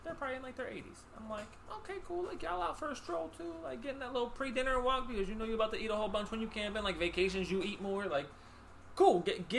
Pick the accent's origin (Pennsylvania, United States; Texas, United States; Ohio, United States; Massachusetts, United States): Pennsylvania, United States; Wilkinsburg; also born or lived in North Hills, Pittsburgh; I'm like, oh, Pittsburgh. It's like 2 hours away. They're like, oh, we're from Greentree. I'm like, oh, that's cool. Like, I grew up in Wilkinsburg. I now live in the North Hills because I relocated to be with my wife's family.